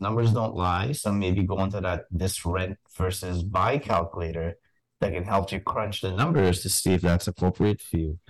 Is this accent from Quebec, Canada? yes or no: yes; Montreal, Quebec, Canada; I grew up in Montreal